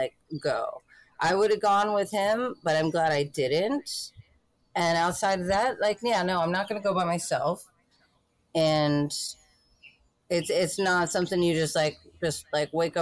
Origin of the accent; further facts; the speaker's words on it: United States; I'm from the United States and I've never been out of the country.